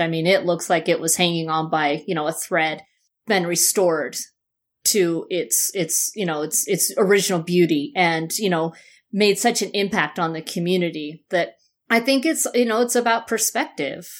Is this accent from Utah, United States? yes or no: yes; Utah, United States; born or raised there; also born or lived in Phoenix, Arizona / Berkeley, California